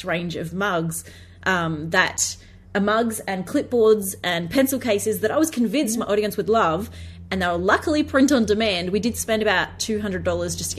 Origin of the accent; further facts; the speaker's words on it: Australia; as an Australian